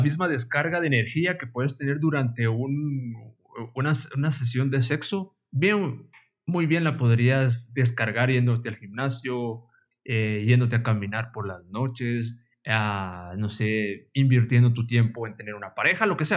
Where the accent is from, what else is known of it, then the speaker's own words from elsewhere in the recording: Guatemala; como buen guatemalteco